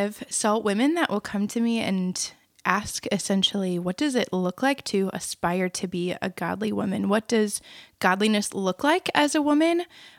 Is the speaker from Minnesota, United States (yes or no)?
yes; Minnesota, United States; now in Cedar Falls, United States; I'm from Minnesota.